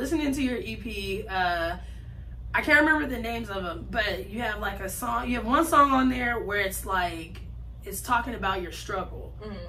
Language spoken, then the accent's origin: English; San Bernardino, California, United States; Born out there.